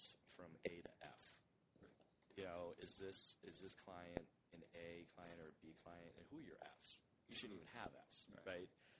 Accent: Halifax, Massachusetts, United States; also born or lived in Marshfield, Massachusetts; I grew up in Halifax, live in Marshfield

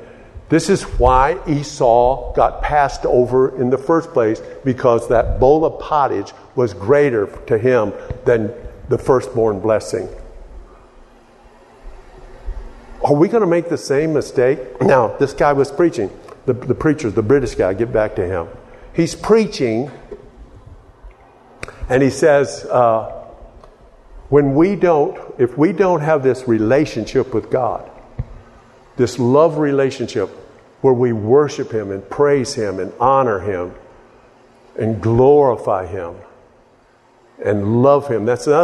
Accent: Texas, United States; And so I tried to change my accent and started talking like a New Yorker, you know. And nobody knew I was from Texas anymore.

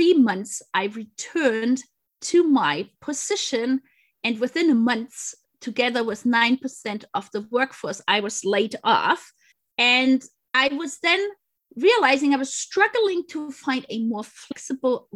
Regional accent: close to Munich, Bavaria, Germany; English is a second language; moved away as an adult; also born or lived in England; I grew up, as you mentioned, close to Munich.

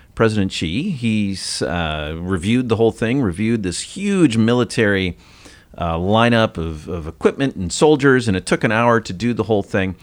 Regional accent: United States; I'm an American

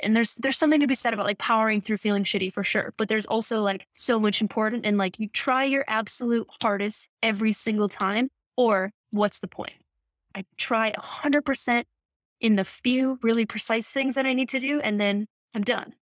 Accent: Midwest, United States; I grew up in the Midwest

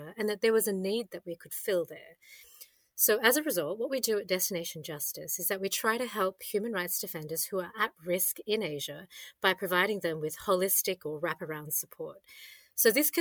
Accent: Australia; I enjoyed as an Aussie

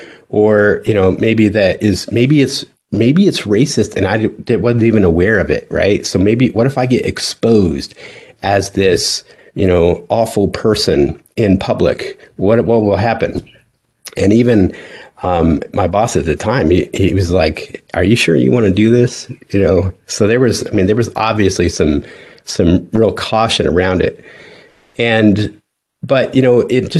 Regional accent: Delta, Colorado, United States; moved away as an adult; I grew up in Western Colorado

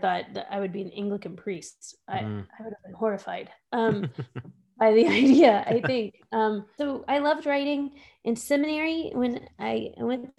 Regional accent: Texas, United States; moved away as an adult; now in Pittsburgh, United States; I grew up in Texas

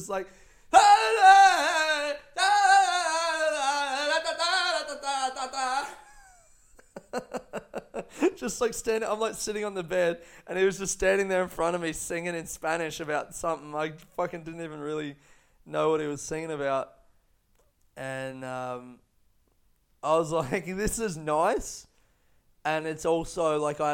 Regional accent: Australia; I grew up in Australia

